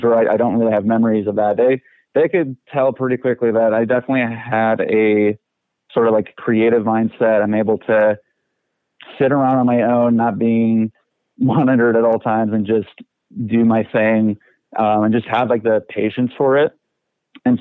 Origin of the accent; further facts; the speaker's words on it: Aurora, Illinois, United States; I was born in Aurora, Illinois.